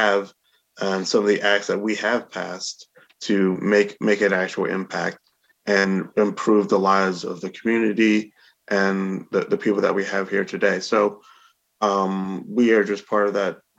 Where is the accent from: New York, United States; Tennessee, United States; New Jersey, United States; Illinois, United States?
New York, United States; Albany; I've lived in Albany and was born and raised in Albany for my entire life.